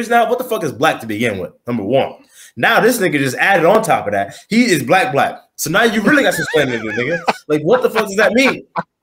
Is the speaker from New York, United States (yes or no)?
yes; New York City, New York, United States; I'm from Brooklyn.